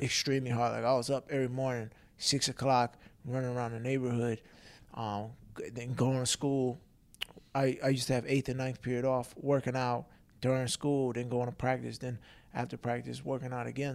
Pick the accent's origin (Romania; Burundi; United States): United States; Long Island, New York; now in Philadelphia, United States; growing up in Long Island